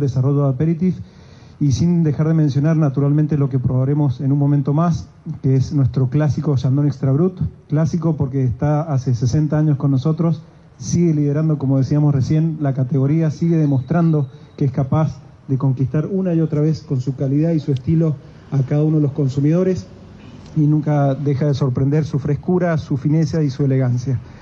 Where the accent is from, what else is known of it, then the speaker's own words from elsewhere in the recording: Argentina; como buenos argentinos que somos